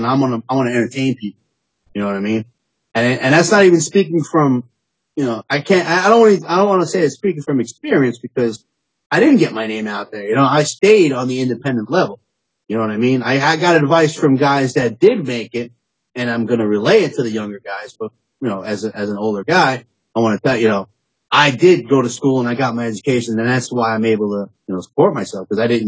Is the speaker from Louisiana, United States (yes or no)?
no; New York City, New York, United States; Originally, I'm from Staten Island